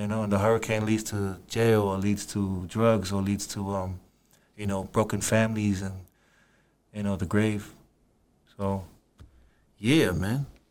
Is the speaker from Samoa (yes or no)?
yes; Apia, Samoa; moved away as an adult; now in New Zealand; I'm from Samoa, Apia City. That's where I grew up.